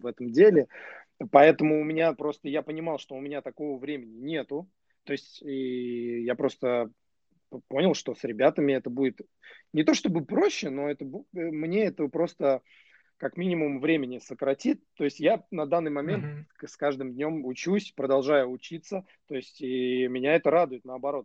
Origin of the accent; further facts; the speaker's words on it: Nizhny Novgorod, Nizhny Novgorod Oblast, Russia; Нижнего Новгорода, да, откуда я родом.